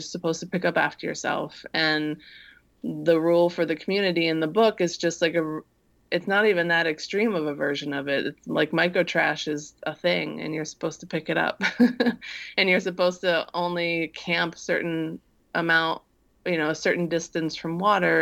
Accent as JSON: {"language": "English", "region": "Midwest", "country": "United States", "tie": "born or raised there", "said": "I grew up in the Midwest"}